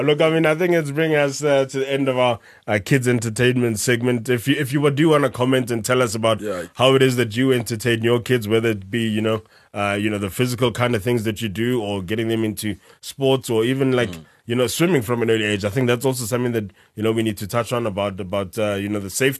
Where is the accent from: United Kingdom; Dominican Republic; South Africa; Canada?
South Africa; accent: South African; our South African accents